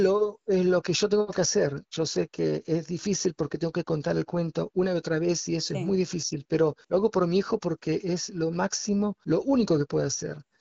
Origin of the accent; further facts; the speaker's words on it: Argentina; now in Israel; soy argentino y mi hijo también tiene nacionalidad argentina